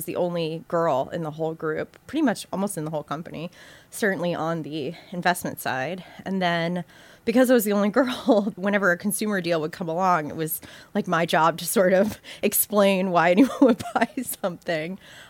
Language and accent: English; Southeast, United States; now in New York, United States; So I am from the South and sort of between Savannah, Georgia and South Florida. So I have this kind of weird mishmash of upbringing, like just Southeast upbringing.